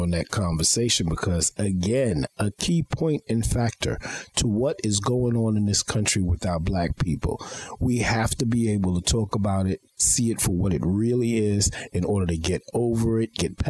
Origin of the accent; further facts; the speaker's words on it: New York City, New York, United States; growing up in Flatbush, Brooklyn